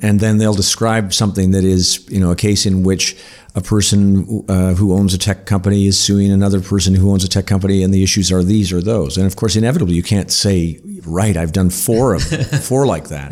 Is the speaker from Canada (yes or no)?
yes; North Bay, Ontario, Canada; I grew up in North Bay